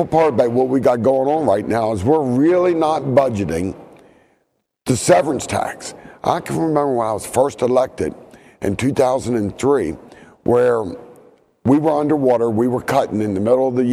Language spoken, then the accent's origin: English; Eastern Panhandle, West Virginia, United States; I'm from the Eastern Panhandle